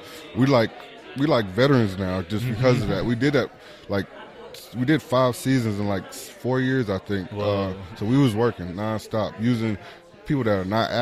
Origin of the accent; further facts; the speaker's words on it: Spencer, Oklahoma, United States; I'm from Spencer and I grew up around them.